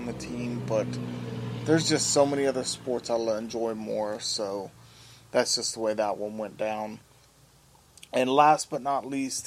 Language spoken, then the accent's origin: English; Dallas, Texas, United States; moved away; I'm originally from the Dallas area